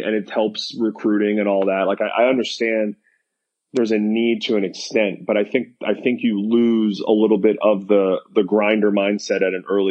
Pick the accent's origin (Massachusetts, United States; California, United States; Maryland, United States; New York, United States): New York, United States; moved away as an adult; now in Florida, United States; growing up in New York, we don't have year-round baseball.